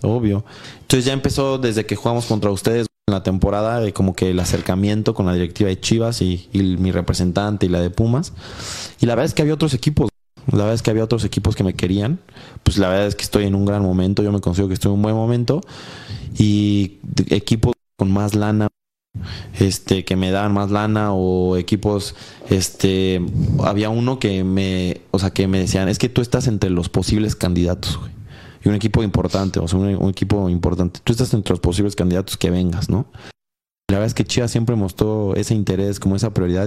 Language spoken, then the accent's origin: Spanish; Mexico; somos puros mexicanos